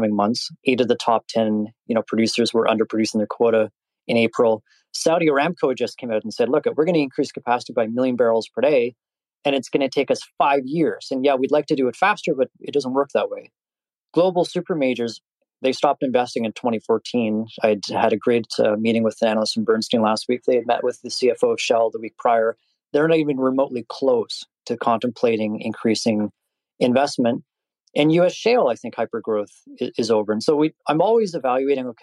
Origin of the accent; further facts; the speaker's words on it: Canada; I'm Canadian